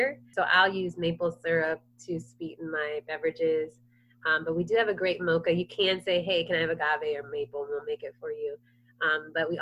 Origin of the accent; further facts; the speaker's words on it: Lorton, Virginia, United States; also born or lived in Woodbridge, Virginia; now in Philadelphia, United States; I grew up in Lorton, Virginia, and Virginia Beach and Woodbridge, all like Fairfax. So all of like Northern Virginia and Southern Virginia